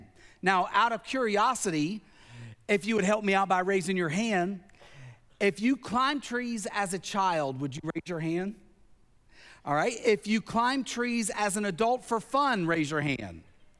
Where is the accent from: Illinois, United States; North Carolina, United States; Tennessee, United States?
Tennessee, United States; also born or lived in Pennsylvania; Now, when I was a child, growing up in Tennessee, growing up in Pennsylvania, I climbed a lot of trees.